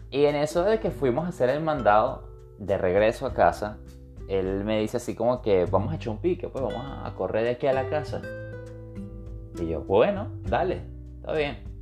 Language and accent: Spanish; Venezuela; moved away; yo soy venezolano, yo, me yo me siento venezolano y en mi, círculo de, amigos, que yo tuve un, un, único círculo de amigos, mis amigos de mi infancia fueron mis amigos durante el tiempo que viví en Venezuela.